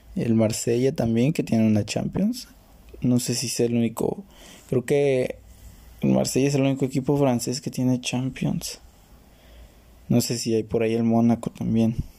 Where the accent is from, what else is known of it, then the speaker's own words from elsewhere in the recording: Mexico; donde soy yo, eh, de México